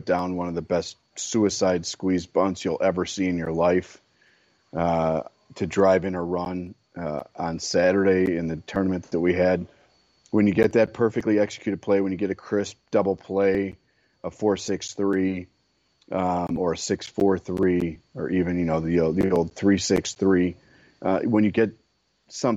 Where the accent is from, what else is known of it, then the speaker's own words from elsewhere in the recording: Chicago, Illinois, United States; as a Chicagoan